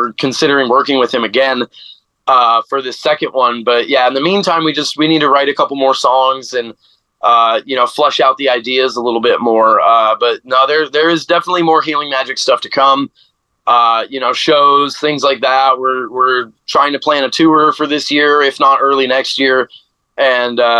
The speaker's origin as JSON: {"language": "English", "town": "Phoenix", "region": "Arizona", "country": "United States", "tie": "born or raised there", "said": "growing up in Phoenix"}